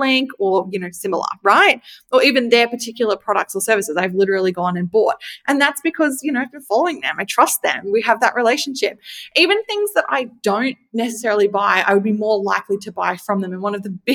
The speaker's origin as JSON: {"language": "English", "country": "Australia", "said": "I'm Australian"}